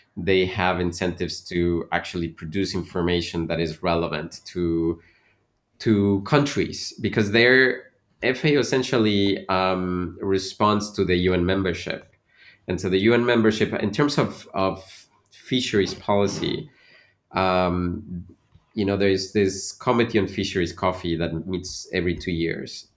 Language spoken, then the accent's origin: English; Veracruz, Mexico; moved away; also born or lived in Mexico City / Canada; I was born in Mexico City, but I really grew up in Veracruz